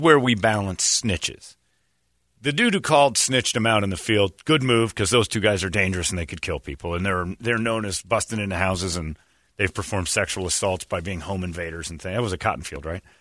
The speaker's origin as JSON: {"language": "English", "region": "Arizona", "country": "United States", "tie": "born or raised there", "said": "I grew up driving in Arizona"}